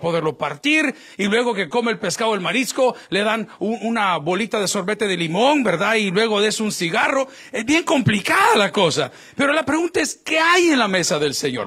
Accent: El Salvador; now in United States; yo que soy latino y salvadoreño

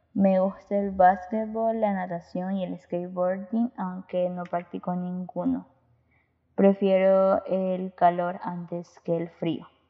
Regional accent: Guayaquil, Guayas, Ecuador; Soy de Ecuador, Guayaquil.

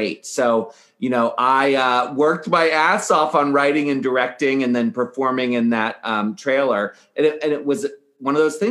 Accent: Annapolis, Maryland, United States; now in San Francisco, United States; I grew up in Annapolis, Maryland

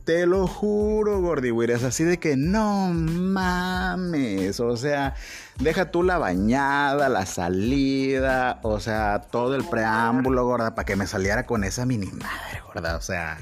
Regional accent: Mexico; also born or lived in Tabasco

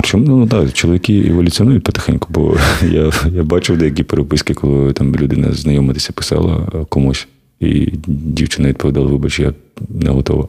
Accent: Kharkiv, Kharkiv Oblast, Ukraine; Я з Харкова.

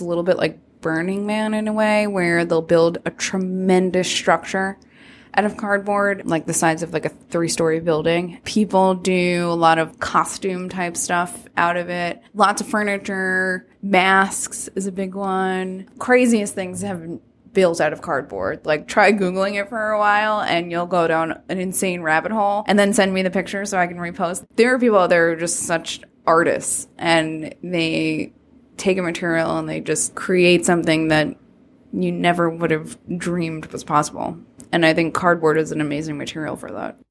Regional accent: New York, United States; So I'm from New York. After college, I moved back to Brooklyn

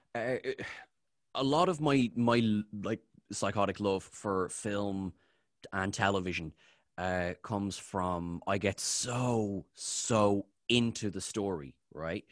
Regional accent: Ireland; I'm Irish.

